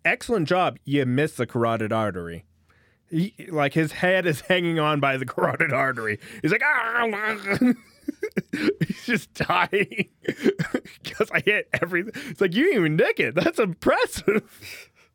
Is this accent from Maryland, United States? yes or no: no; California, United States; moved away; I grew up in California